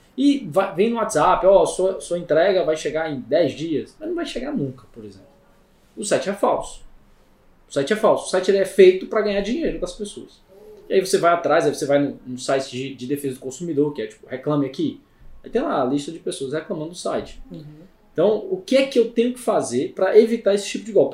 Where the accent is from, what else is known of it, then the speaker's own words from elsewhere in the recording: Ceará, Brazil; Eu sou cearense